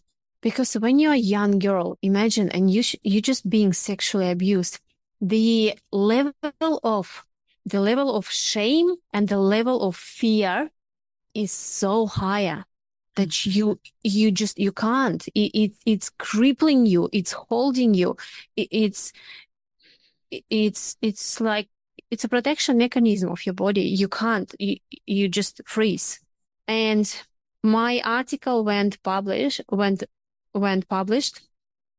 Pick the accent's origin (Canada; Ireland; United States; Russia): Russia; now in Australia; I'm originally from Russia